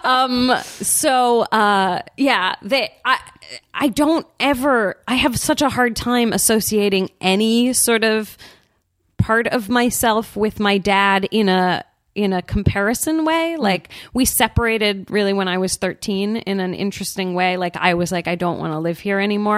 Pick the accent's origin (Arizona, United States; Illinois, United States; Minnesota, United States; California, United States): California, United States; San Francisco; I grew up in San Francisco, so like there's definitely a hippy dippy element to my upbringing